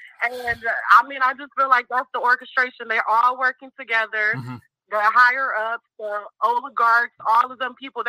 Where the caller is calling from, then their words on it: Mexico; I'm calling from Mexico at the moment.